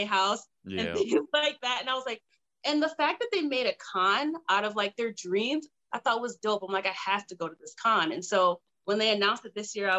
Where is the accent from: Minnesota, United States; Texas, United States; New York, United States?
New York, United States; moved away as an adult; I'm originally from New York. I never knew cosplay was a thing because we were such a like a country close-knit town.